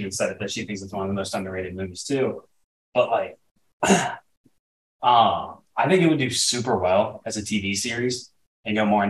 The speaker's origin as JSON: {"language": "English", "town": "Cincinnati", "region": "Ohio", "country": "United States", "said": "I'm over here from Cincinnati, Ohio"}